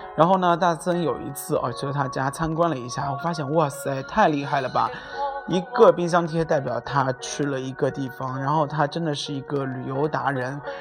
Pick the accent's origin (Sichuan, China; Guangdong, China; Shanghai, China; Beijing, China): Shanghai, China; 我是上海人